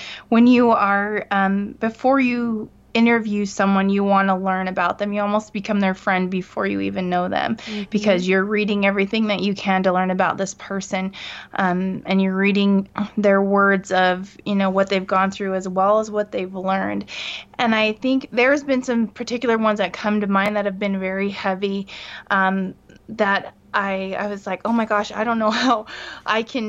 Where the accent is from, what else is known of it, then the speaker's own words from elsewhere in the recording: California, United States; now in Salt Lake Valley, United States; I'm from California. I'm ninth generation, so my blood and my heart beat there